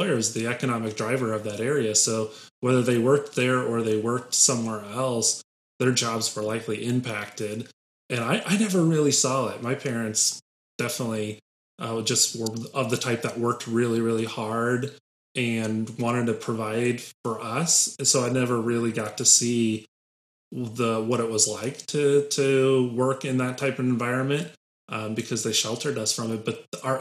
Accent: Lake Station, Indiana, United States; also born or lived in Crown Point, Indiana; I grew up in Lake Station, so I and my family lived there from the time I was in first grade to sixth grade

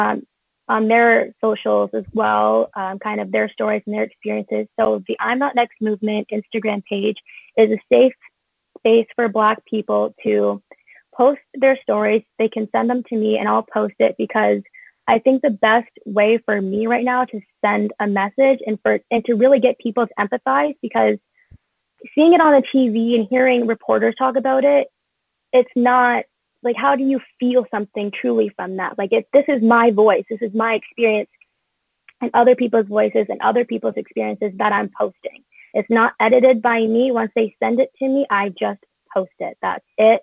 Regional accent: Canada; also born or lived in United States; I'm a dual citizen. Also, if people didn't know that, I'm Canadian and American.

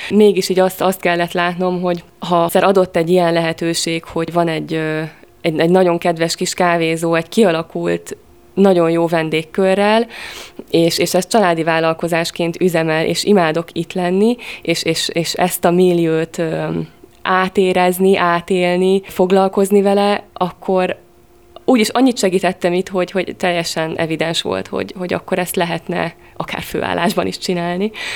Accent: Monor, Pest, Hungary; moved away as an adult; now in Veszprém, Hungary; Én Pest megyei vagyok, Monorról jöttem.

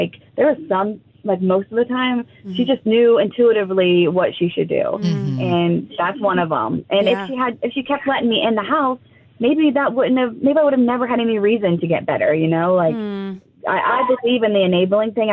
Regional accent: Nelsonville, Ohio, United States; moved away as an adult; now in Columbus, United States; I'm from Nelsonville.

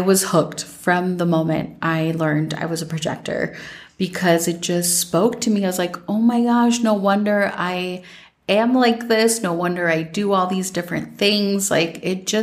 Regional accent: Minnesota, United States; growing up in Minnesota

